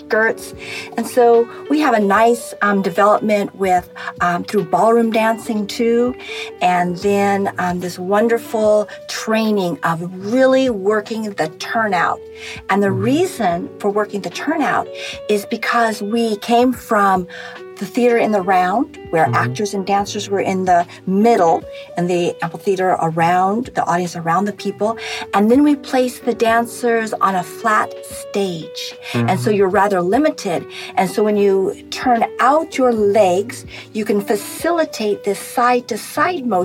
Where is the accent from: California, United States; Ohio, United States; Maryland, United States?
California, United States; moved away as an adult; also born or lived in New Jersey; now in Atlanta, United States; I was born in New Jersey, and I'm a California girl. I'm a Cali gal. Love the Pacific Ocean. And I was raised there